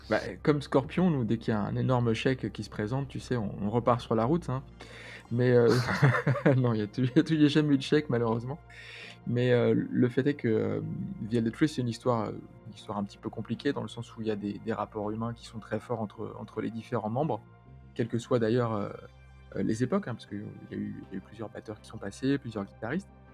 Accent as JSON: {"language": "French", "town": "Paris", "region": "Île-de-France", "country": "France", "said": "moi, je venais de Paris"}